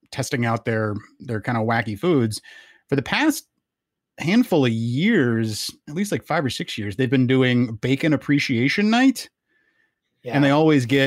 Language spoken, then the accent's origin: English; Charlotte, North Carolina, United States; now in Madison, United States; I was raised in Charlotte, North Carolina